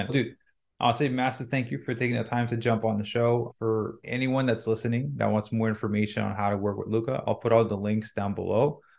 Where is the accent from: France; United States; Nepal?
France; English is a second language; moved away; I'm French originally, same thing. When I talk to my parents, like half the words are English.